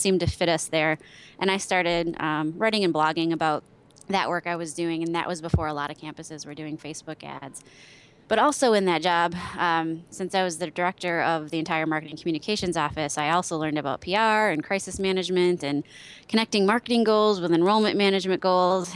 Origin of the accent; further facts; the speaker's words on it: Wisconsin, United States; born and raised in Wisconsin. Only lived outside of the state for just under a year